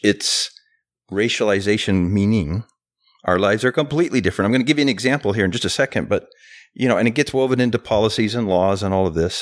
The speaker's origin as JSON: {"language": "English", "town": "Chicago", "region": "Illinois", "country": "United States", "tie": "born or raised there", "said": "I was born in Chicago"}